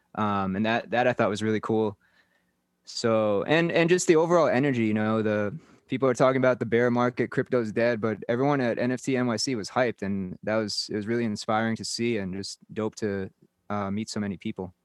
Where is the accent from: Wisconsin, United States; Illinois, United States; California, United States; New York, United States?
New York, United States; moved away as an adult; now in Mumbai, India; I'm originally from New York